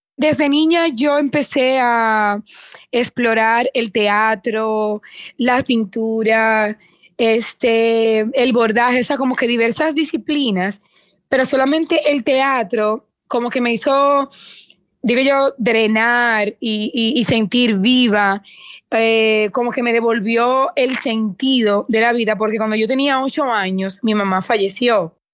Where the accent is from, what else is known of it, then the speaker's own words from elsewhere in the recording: Dominican Republic; moved away as an adult; also born or lived in Puerto Rico / Mexico / United States; Me fui de mi país, que soy dominicana, me fui a Puerto Rico